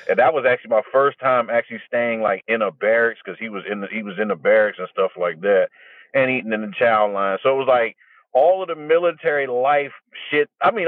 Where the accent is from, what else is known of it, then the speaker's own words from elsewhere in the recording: Fort Belvoir, Virginia, United States; So, I was born in Fort Belvoir, Virginia. Both of my parents are Marines.